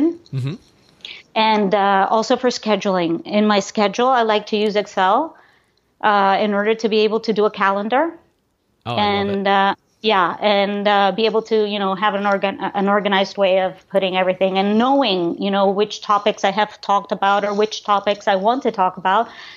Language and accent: English; Panama; I was born and raised in Panama from Greek parents